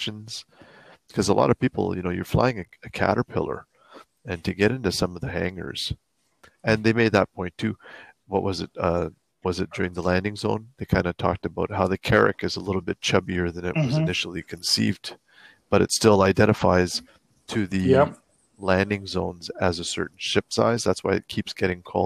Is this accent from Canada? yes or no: yes; Canada; I'm speaking with my hands because I'm French Canadian